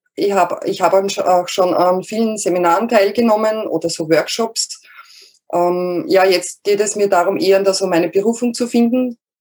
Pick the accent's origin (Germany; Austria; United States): Austria; Lower Austria; ich komme aus Österreich, also aus Niederösterreich, ähm, südlich von Wien